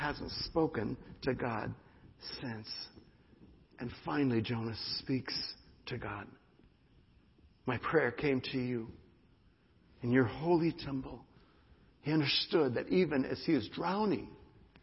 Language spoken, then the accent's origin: English; United States; as an American